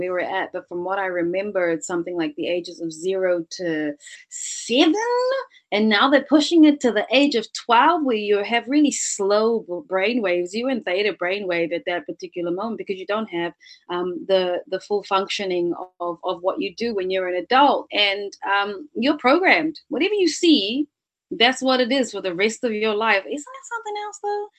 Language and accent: English; Cape Town, Western Cape, South Africa; moved away; also born or lived in New Zealand; I was born in South Africa. So I was born in Cape Town. I've always had this duality of worlds inside of me. So I've had the South African way of looking at life, but then, you know, superimposed that over into moving into New Zealand.